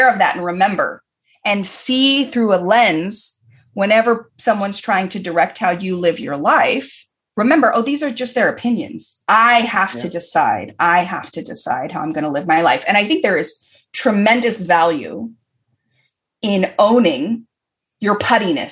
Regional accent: Berkeley, California, United States; moved away as an adult; also born or lived in Los Angeles; I was born in Berkeley and I grew up in the very liberal San Francisco Bay Area

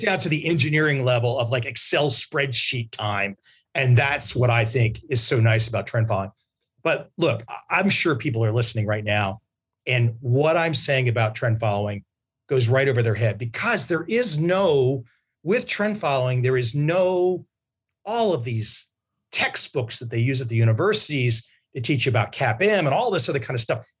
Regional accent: United States; moved away; my home country

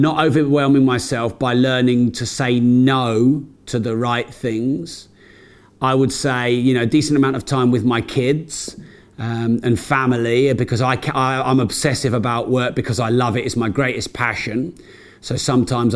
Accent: United Kingdom; we're British

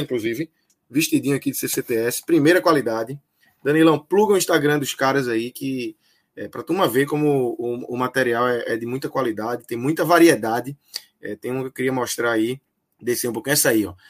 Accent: Northeast, Northeast Brazil, Brazil; nascido e criado no Nordeste

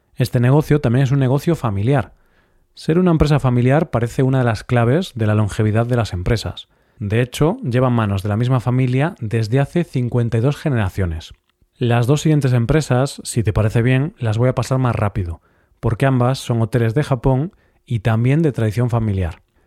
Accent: Vigo, Galicia, Spain; mi ciudad natal, Vigo

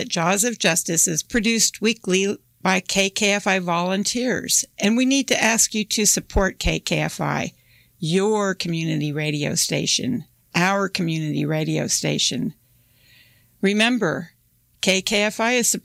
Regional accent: Kansas, United States; I'm from Kansas

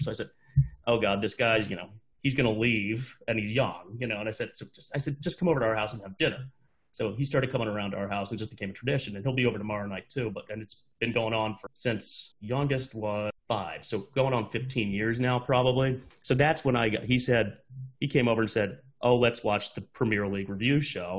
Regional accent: Washington, United States; we grew up in Washington, both of us

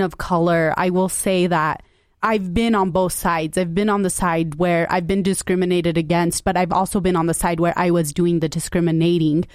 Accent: Salt Lake City, Utah, United States; I grew up in Salt Lake as well

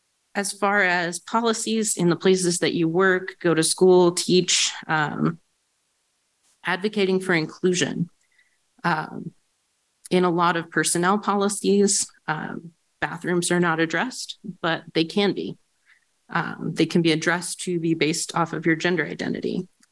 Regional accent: Arkansas, United States; now in Kansas, United States; my home state of Arkansas

